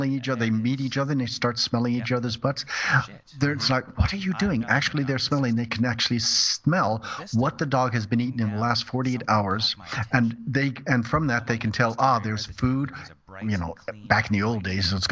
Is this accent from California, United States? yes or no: yes; California, United States; moved away as an adult; also born or lived in Brussels, Belgium; I was born and raised in California.